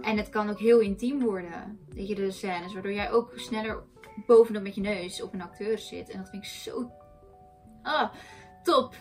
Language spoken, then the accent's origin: Dutch; Netherlands; wij komen uit Nederland, wij hebben hier andere historische verhalen